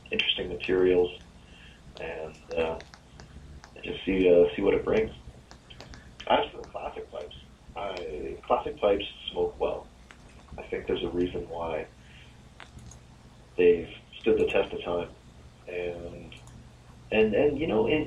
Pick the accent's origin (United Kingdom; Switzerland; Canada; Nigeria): Canada; Oshawa, Ontario; I grew up in a city called Oshawa